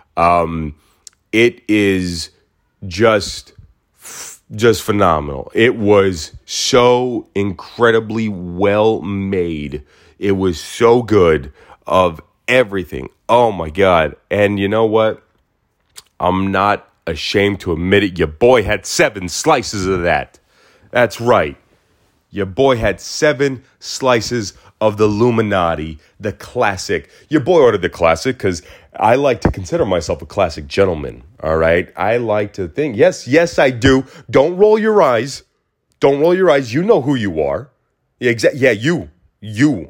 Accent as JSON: {"language": "English", "town": "Mesa", "region": "Arizona", "country": "United States", "tie": "born or raised there", "moved": "yes", "lives_now": "Los Angeles, United States", "said": "I was born and raised in Mesa"}